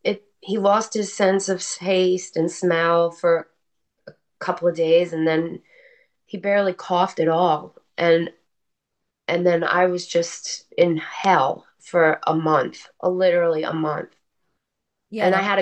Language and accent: English; New Jersey, United States; also born or lived in Texas; my Jersey attitude